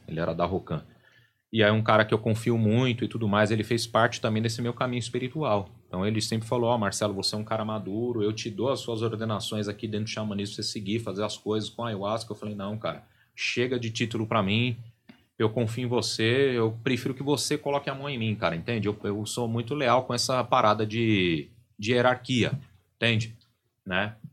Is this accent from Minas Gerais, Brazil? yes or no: no; São Paulo, Brazil; um terreiro bem tradicional ali da região da Barra Funda, que é onde eu, eu fui criado, em São Paulo